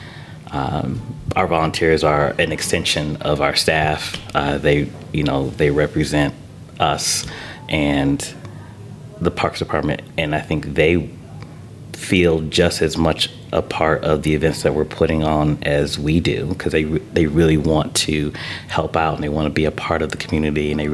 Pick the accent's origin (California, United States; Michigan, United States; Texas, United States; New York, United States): Michigan, United States; moved away as an adult; now in Fishers, United States; I got my start working for the Detroit Pistons back in my hometown of Michigan